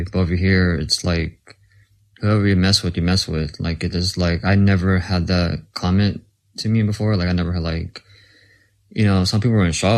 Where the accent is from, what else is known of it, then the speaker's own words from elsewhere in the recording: Texas, United States; I'm from Texas